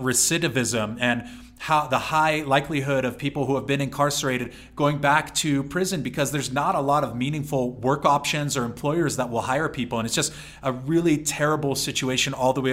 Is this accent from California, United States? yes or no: yes; San Diego, California, United States; a middle-class white kid growing up in San Diego